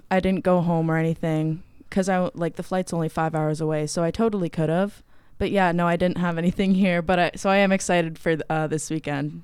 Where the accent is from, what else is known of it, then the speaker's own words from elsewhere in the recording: Canada; moved away as an adult; now in United States; I am from Canada